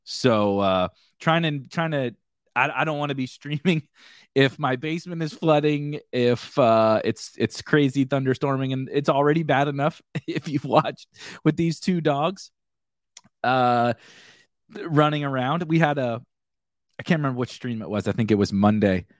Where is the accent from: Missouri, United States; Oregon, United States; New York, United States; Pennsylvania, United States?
Missouri, United States; St. Louis; I'm from Saint Louis. I live just outside of Saint Louis.